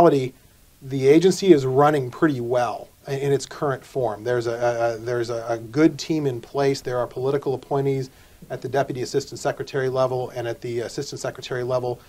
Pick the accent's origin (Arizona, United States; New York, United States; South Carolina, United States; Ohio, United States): Arizona, United States; I'm from Arizona